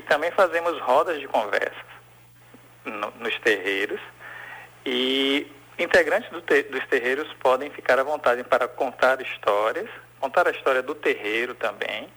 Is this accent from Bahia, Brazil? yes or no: yes; Salvador, Bahia, Brazil; also born or lived in Feira de Santana; Sou nascido em Feira de Santana e vim para Salvador ainda bem novinho